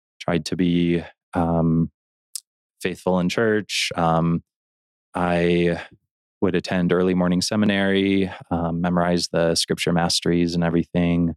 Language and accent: English; Elgin, Illinois, United States; now in Roy, United States; I grew up in Illinois in a city called Elgin